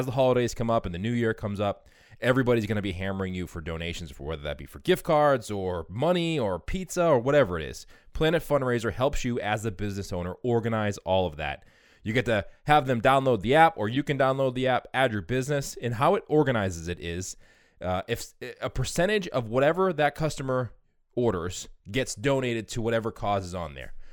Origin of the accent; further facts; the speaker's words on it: New Jersey, United States; moved away as an adult; also born or lived in Maryland / Washington, District of Columbia, United States; now in New York City, United States; I'm originally from New Jersey.